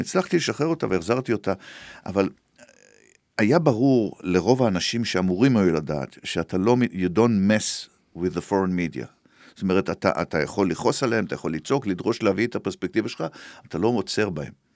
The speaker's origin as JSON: {"language": "Hebrew", "country": "Israel"}